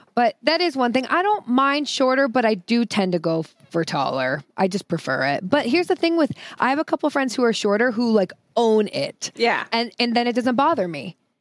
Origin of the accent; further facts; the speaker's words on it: the Northwest, Pacific Northwest, United States; I grew up in the Northwest